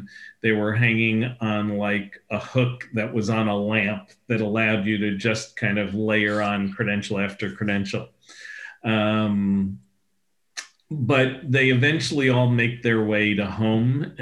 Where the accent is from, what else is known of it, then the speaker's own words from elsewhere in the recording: New York City, New York, United States; Growing up as a New Yorker